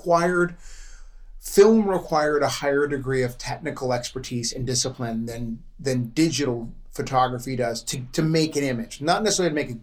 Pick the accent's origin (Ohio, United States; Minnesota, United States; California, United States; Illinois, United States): California, United States; Los Angeles; My mom is living in the house that I grew up in Brentwood